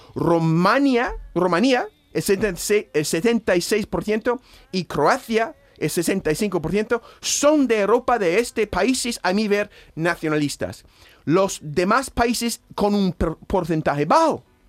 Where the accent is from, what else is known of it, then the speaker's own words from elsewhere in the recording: United States; Spanish is a second language; moved away as an adult; also born or lived in New Hampshire; now in Spain; mi país nativo